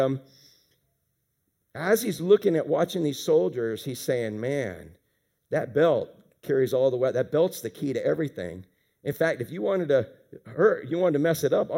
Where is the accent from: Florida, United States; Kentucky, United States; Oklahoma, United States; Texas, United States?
Florida, United States; Pine Hills; I grew up in Pine Hills, and there were no rules in fighting back then